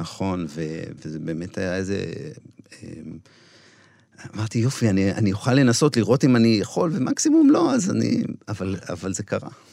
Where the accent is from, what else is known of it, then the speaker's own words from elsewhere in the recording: Shilat, Central District, Israel; בן המושב, גדלתי שם